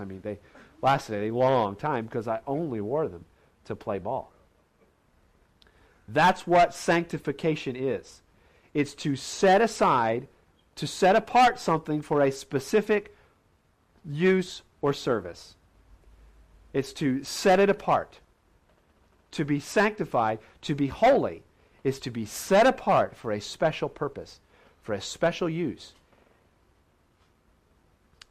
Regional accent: Indiana, United States; Growing up in Indiana, Hoosier boy, we played basketball all the time

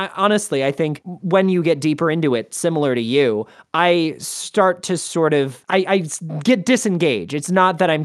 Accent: United States; more to my sensibility as an American

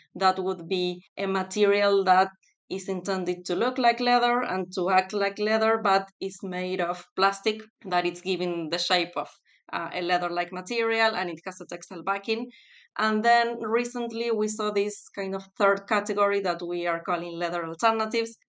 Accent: Buenos Aires, Argentina; moved away as an adult; also born or lived in North Carolina, United States; now in United Kingdom; I'm originally from Argentina, specifically from Buenos Aires.

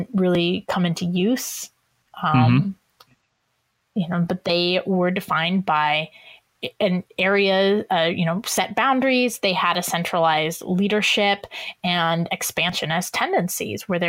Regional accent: Iowa, United States; I'm from Iowa and my husband is from Minnesota

